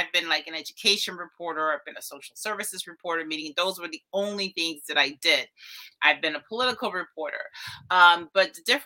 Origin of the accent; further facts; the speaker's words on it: Turks & Caicos Islands; now in Miami, United States; I was born in Turks and Caicos. My father is from Turks Island. My mom is Haitian. My stepdad is Cuban. So I am a child of the Caribbean.